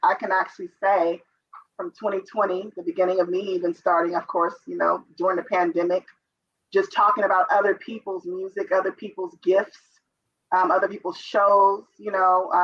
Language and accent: English; Oakland, California, United States; I'm from Oakland, born and raised. I was raised in East Oakland, California